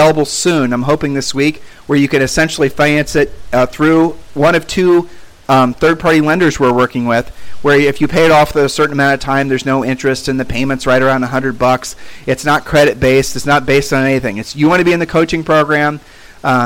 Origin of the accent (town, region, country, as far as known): United States